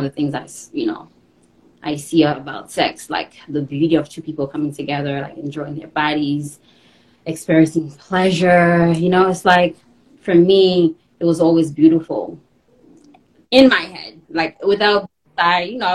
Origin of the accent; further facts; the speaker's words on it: Haiti; moved away; I was born in Haiti, came here in 05.